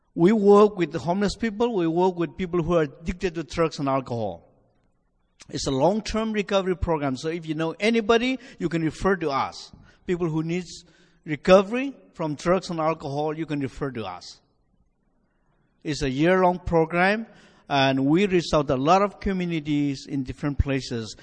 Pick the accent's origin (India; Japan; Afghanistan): India; Nagaland; now in United States; I'm originally from India, you know, from my accent, uh, from northeastern part of India, a state called Nagaland